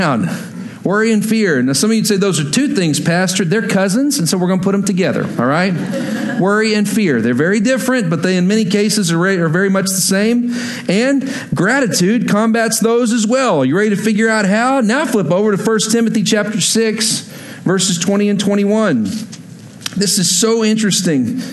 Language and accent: English; Texas, United States; moved away; I'm from Texas originally